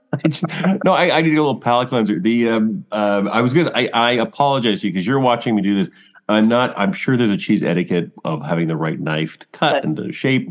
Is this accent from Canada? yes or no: yes; Toronto, Ontario, Canada; now in Cambridge, Canada; I'm from Scarborough.